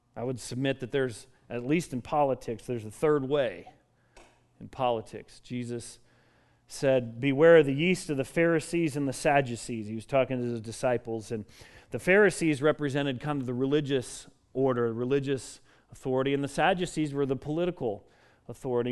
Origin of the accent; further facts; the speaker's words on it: Colorado, United States; I grew up in Colorado